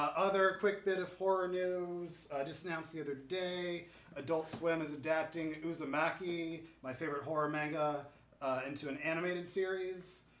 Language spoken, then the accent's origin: English; Westfield, New York, United States; moved away; my hometown of Westfield, New York